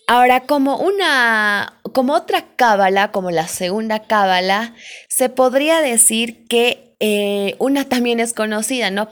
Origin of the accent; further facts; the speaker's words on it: Bolivia; yo soy de Bolivia, acá en Bolivia